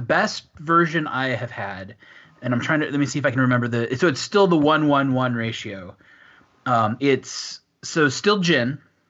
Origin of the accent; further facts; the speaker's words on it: Washington, United States; moved away as an adult; now in Switzerland; Yeah, for me, I'm from Washington State